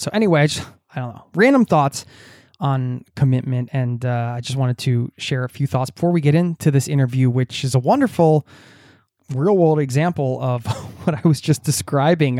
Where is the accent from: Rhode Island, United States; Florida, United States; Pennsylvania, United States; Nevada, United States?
Pennsylvania, United States; Bucks County; moved away as an adult; now in Norway; I grew up in Bucks County